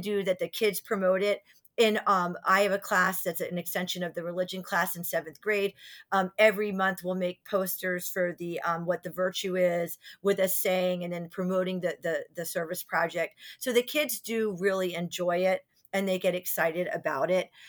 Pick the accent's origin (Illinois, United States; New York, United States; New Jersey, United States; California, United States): New Jersey, United States; also born or lived in Virginia; we grew up in Virginia for a little bit till we moved to New Jersey in third grade